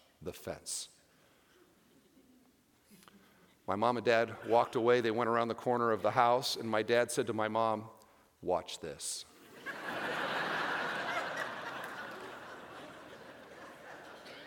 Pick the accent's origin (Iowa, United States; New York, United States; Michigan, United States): Iowa, United States; now in Indiana, United States; I grew up in Iowa, and we had 3 acres